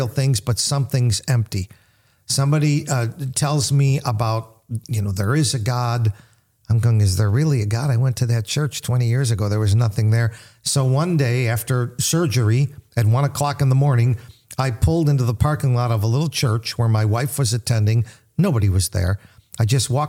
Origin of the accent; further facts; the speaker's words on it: United States; I grew up in America, the 60s, late 50s, early 60s